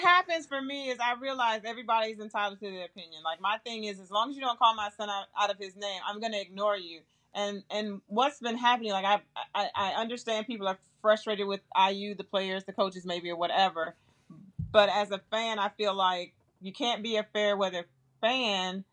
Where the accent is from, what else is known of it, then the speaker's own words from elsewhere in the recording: Flint, Michigan, United States; moved away as an adult; also born or lived in Houston, Texas / South Bend, Indiana; now in Indianapolis, United States; I was from Flint, Michigan